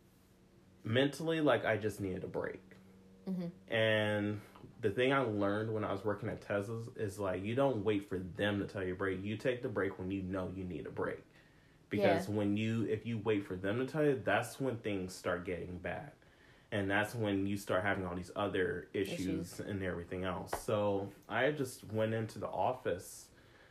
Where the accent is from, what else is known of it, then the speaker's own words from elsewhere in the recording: Missouri, United States; now in California, United States; Missouri, where I'm from.